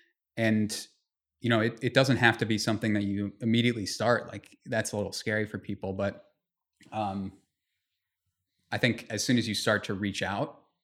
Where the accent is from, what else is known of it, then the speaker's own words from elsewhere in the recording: Tokyo, Japan; born there; also born or lived in Vienna, Austria / Belgium / United States; we moved around. I was born in Tokyo. I was, you know, lived in Vienna, Austria, and, lived in Belgium and lived all over the US.